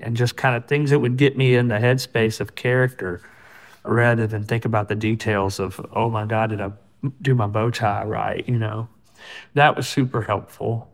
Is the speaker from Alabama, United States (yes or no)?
yes; Alabama, United States; people that I grew up around in Alabama.